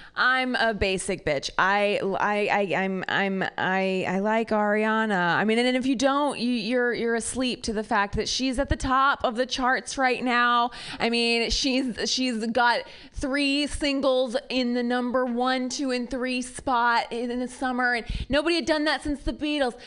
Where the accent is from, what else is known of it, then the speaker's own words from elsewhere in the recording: near Cincinnati, Ohio, United States; now in California, United States; I'm from Ohio, uh, the like rural, uh, very conservative part of Ohio near Kentucky. Cincinnati is the city